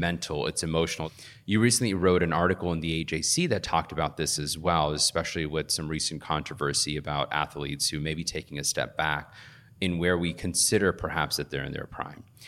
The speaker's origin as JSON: {"language": "English", "town": "Riverdale", "region": "Georgia", "country": "United States", "tie": "born or raised there", "also_born_or_lived": "Fayetteville, Georgia", "moved": "yes", "said": "I grew up in Riverdale, Georgia."}